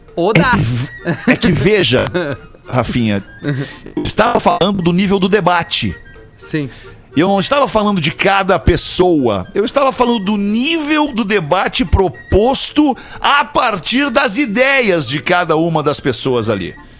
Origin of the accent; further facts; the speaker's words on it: Porto Alegre, Rio Grande do Sul, Brazil; Nós todos aqui somos de Porto Alegre